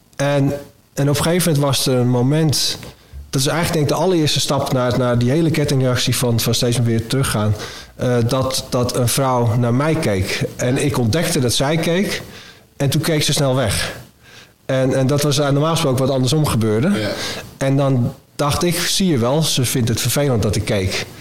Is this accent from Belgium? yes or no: no; Middelie, North Holland, Netherlands; En toen woonden we in uh, eh, Middelie, klein dorpje, in, eh, langs een kanaal met veel weilanden, koeien, weet je wel. Echt een soort, eh, dat, mijn, jeugdplaatje daar